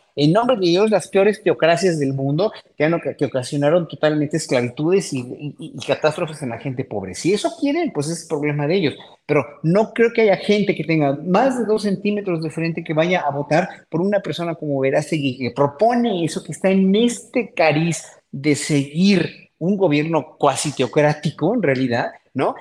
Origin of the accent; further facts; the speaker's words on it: Mexico; como pueblo mexicano que somos